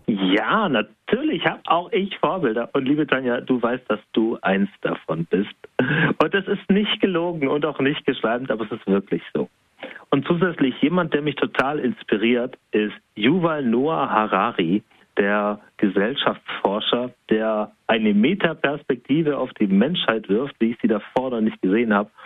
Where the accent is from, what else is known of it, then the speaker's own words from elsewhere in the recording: Spaichingen, Baden-Württemberg, Germany; ich komme aus Speiching. Ich bin sogar da geboren. Ich bin dort zur Schule gegangen